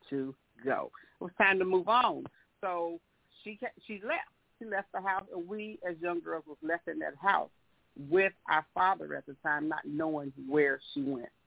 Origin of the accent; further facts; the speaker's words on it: the South, United States; we are from the South, we're from the South, and slavery was so dominant back then